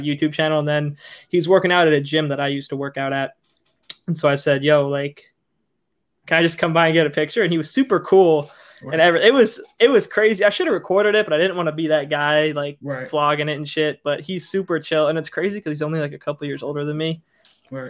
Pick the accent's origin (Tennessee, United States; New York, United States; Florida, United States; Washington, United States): Florida, United States; Tampa; also born or lived in Cincinnati, Ohio; I was born in Cincinnati, um, and ra- born raised in Tampa